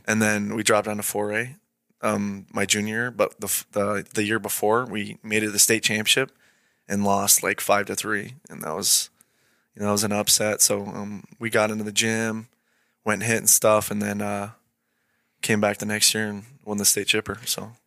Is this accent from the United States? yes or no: yes; Idaho, United States; born or raised there; also born or lived in Great Falls, Montana